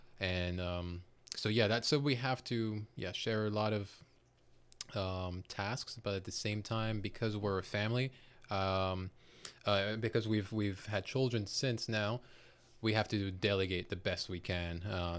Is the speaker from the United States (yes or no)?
no; Côte d’Ivoire; born there; Myself, I was born in West Africa in Cote d'Ivoire, which in English would be Ivory Coast. Growing up, I traveled, or not just traveled, but really lived in six different countries. Seventh would be the States.